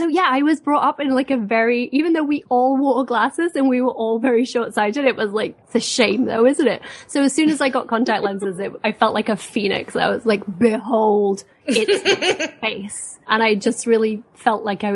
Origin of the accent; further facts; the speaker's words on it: England, United Kingdom; I'm from England.